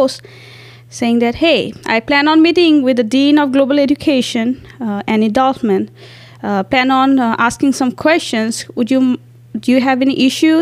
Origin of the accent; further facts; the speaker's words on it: India; moved away as an adult; now in Mankato, United States; I'm an international student and I'm from India.